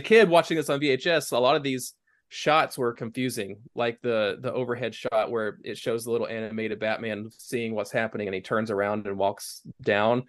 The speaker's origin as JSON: {"language": "English", "region": "East Tennessee", "country": "United States", "tie": "born or raised there", "said": "growing up in East Tennessee, like, I was not, I was more of a country kid"}